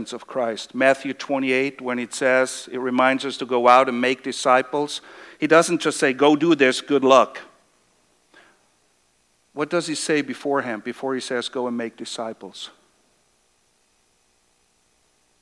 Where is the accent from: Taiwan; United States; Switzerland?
Switzerland; moved away; I come from Switzerland